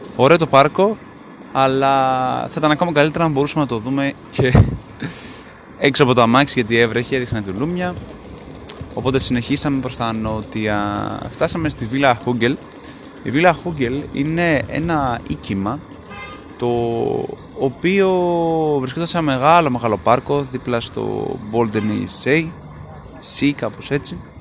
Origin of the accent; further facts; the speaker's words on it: Greece; εγώ είμαι από την Ελλάδα